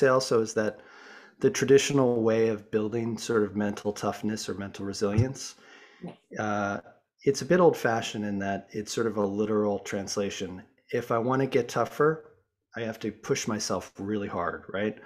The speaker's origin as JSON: {"language": "English", "town": "Boulder", "region": "Colorado", "country": "United States", "tie": "born or raised there", "said": "I grew up in the States, in Boulder, Colorado"}